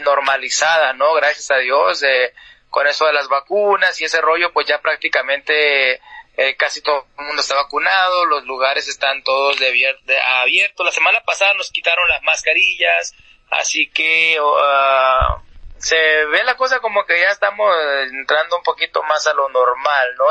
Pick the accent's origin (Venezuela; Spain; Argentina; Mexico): Mexico; now in Tucson, United States; Yo ah, soy mexicano